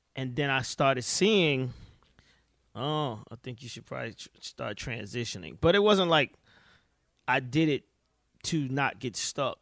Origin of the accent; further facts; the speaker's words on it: Atlanta, Georgia, United States; I was here, I'm here, I'm from Atlanta